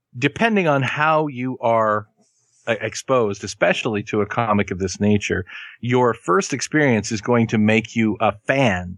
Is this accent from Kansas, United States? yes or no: yes; Kansas, United States; I am from Kansas and I learned my Spanish from a woman named Sharon.